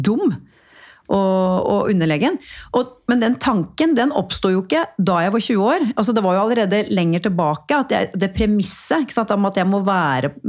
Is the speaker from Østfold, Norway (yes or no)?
no; Porsgrunn, Telemark, Norway; harry dama, herri dama fra Porsgrunn eh, og snakker så breit. Eh, Eh, og jeg la jo da om dialekta mi litt, ikke sant?